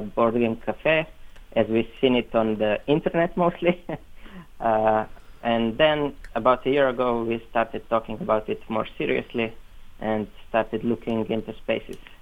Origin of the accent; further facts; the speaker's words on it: Slovenia; they're a group from actually from my hometown. It's a really small town